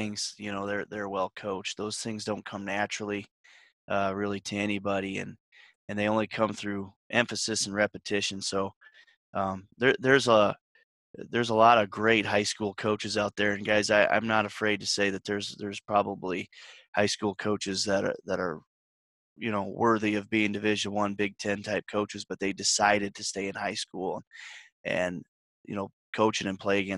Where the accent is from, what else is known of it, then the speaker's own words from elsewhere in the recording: Wisner, Nebraska, United States; moved away; I grew up in Wisner